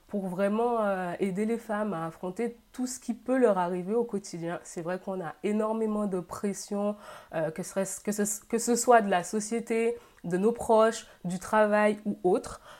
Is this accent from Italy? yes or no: no; Guadeloupe; now in Carcassonne, France; j'ai 29 ans, je suis originaire de la Guadeloupe. Je vis actuellement dans le sud de la France, à Carcassonne.